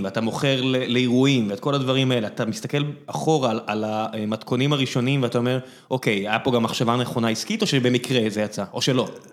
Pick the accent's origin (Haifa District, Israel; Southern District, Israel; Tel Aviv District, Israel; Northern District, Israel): Southern District, Israel; Beersheba; אני באר שבעי